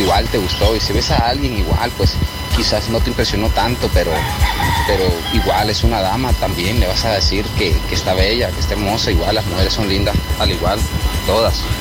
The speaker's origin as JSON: {"language": "Spanish", "country": "Nicaragua", "also_born_or_lived": "Chinandega", "said": "soy de Cebaco, pero martes y miércoles trabajo acá en Chinandega"}